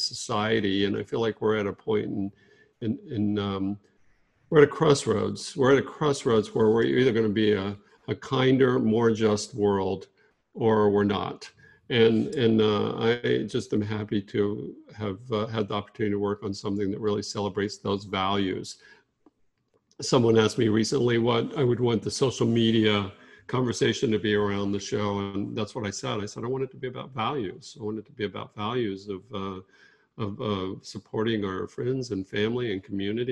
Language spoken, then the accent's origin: English; Fort Worth, Texas, United States; moved away; growing up in Fort Worth around a lot of very casual racism. And it's definitely one of the things that I'm very glad to have moved away from